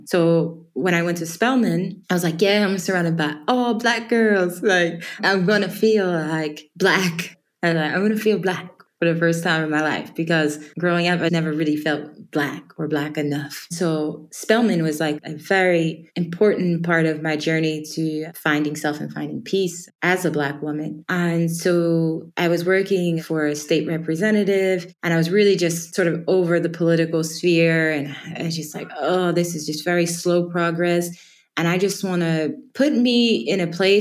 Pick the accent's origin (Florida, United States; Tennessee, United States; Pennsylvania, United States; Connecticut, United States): Pennsylvania, United States; Erie; moved away as an adult; also born or lived in Atlanta, Georgia / Burkina Faso / Guinea; now in Cameroon; I grew up in Erie, Pennsylvania.